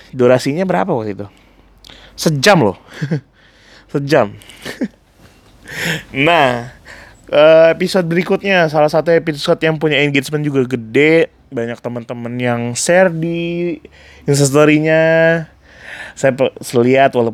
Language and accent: Indonesian; Pontianak, West Kalimantan, Indonesia; pengalaman kita dari kecil sampai besar tinggal di Pontianak dipengaruhi sama musik apa terutama musik yang kita dengar dari kampung halaman kita sendiri